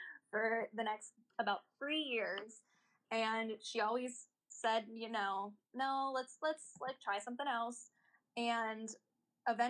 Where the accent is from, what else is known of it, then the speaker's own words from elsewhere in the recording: Irwin, Pennsylvania, United States; I have never left the town that I was born in.